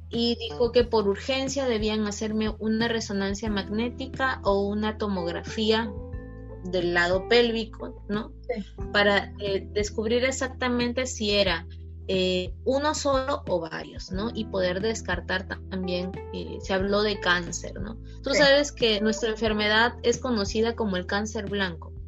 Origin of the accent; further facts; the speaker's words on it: Lambayeque, Peru; me transfirieron nuevamente a mi ciudad de origen, que es Lambayeque